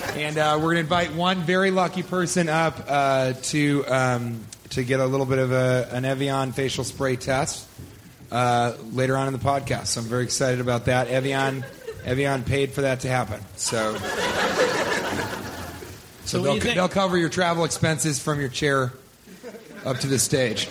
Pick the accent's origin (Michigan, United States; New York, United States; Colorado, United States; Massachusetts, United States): Colorado, United States; I grew up in Colorado, in the plains of Colorado